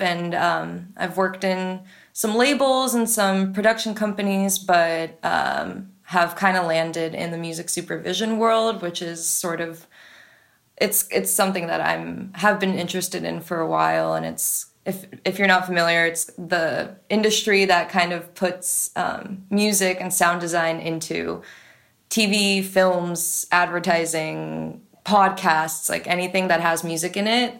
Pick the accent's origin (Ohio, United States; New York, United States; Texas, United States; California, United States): California, United States; San Francisco; I was born in the States. I grew up in San Francisco